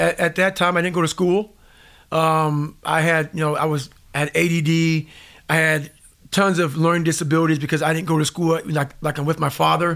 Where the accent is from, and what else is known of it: Indiana, United States; born or raised there; also born or lived in Buffalo, New York